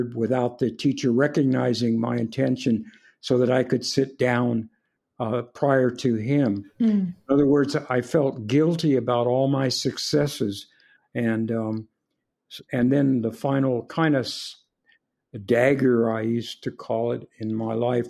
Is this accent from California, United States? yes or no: yes; Compton, California, United States; also born or lived in San Francisco, California; I was born in San Francisco prior to the Second World War. My father had was a dentist serving with the Civilian Conservation Corps in Montana. And when the war broke out, he came back to San Francisco and got himself a job in Compton, California. And we moved to Southern California